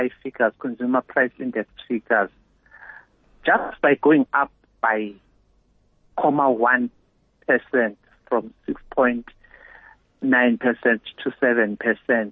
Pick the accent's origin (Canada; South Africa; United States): South Africa; as South African consumers and businesses